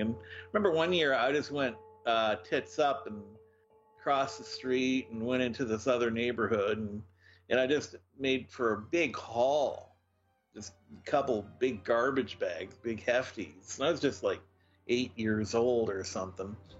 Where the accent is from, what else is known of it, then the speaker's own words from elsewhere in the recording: Moncton, New Brunswick, Canada; I was brought up in Moncton, in New Brunswick